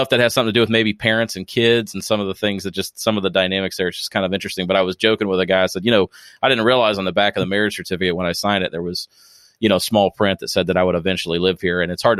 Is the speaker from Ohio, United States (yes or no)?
yes; Springfield, Ohio, United States; moved away as an adult; now in Louisville, United States; I'm originally from Springfield, Ohio, and my wife kind of brought me here in July of 2013.